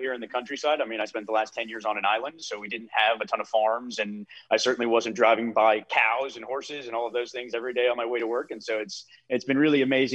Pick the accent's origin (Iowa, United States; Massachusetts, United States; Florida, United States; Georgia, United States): Massachusetts, United States; moved away; also born or lived in Cape Cod; after spending 6 years on Cape Cod and growing up in Massachusetts as a whole